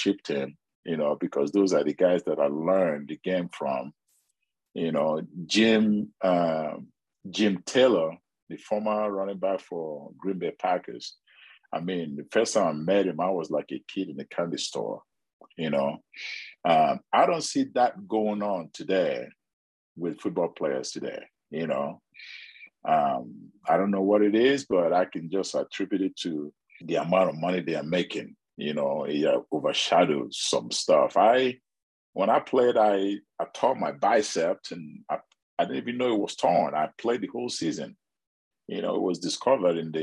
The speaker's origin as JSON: {"language": "English", "country": "Nigeria", "tie": "born or raised there", "moved": "yes", "lives_now": "United States", "said": "I grew up in Nigeria"}